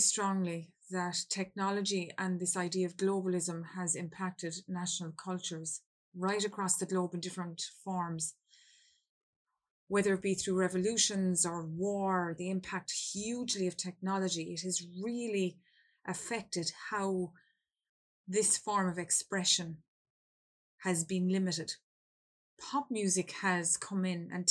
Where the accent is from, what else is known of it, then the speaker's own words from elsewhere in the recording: Ireland; I come from Ireland